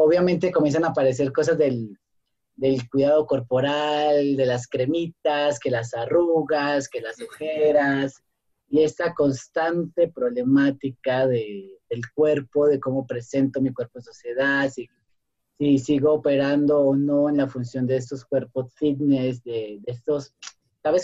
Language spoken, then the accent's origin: Spanish; Colombia; moved away as an adult; now in Mexico; soy colombiano